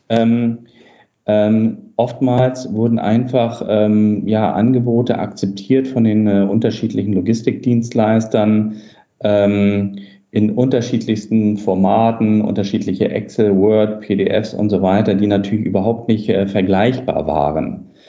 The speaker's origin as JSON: {"language": "German", "region": "Hamburg", "country": "Germany", "tie": "born or raised there", "said": "ähm, Hamburger Junge äh, sozusagen, äh, komme aus dem Norden"}